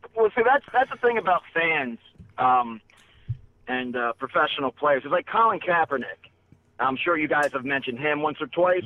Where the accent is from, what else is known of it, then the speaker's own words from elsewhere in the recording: Maryland, United States; I'm from Maryland. I'm, I'm a Ravens fan